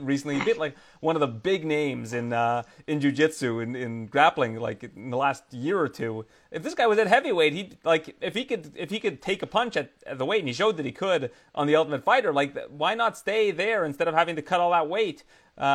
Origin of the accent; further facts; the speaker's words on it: Canada; being a Canadian in the U.S.